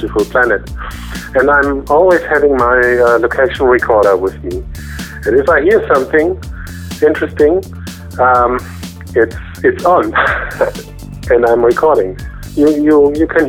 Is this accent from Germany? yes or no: yes; Cologne, North Rhine-Westphalia, Germany; I'm from Cologne in Germany